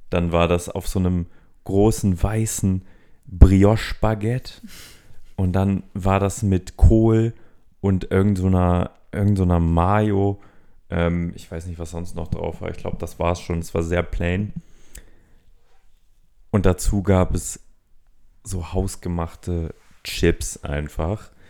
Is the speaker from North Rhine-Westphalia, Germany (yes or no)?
no; Berlin, Germany; Ich meine, gerade als, als äh, Berliner, wir wurden ja mal eine Zeit lang mit Pulled Pork überflutet quasi.